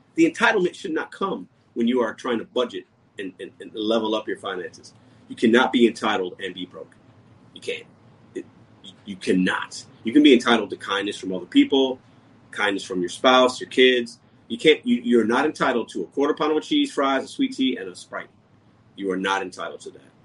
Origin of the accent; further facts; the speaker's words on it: Chicago, Illinois, United States; I was born in Chicago. My mother and father were born in Puerto Rico.